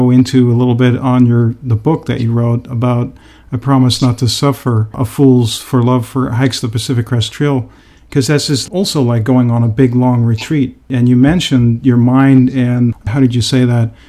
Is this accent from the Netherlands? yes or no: yes; Netherlands; English is a second language; I had the same experience when I came from the Netherlands, which is an extremely dense, highly populated country as well.